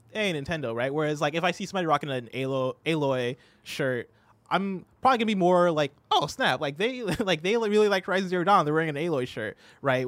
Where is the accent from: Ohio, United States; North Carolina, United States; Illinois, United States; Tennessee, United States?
Illinois, United States; moved away as an adult; also born or lived in Seattle; I had moved from my hometown in Illinois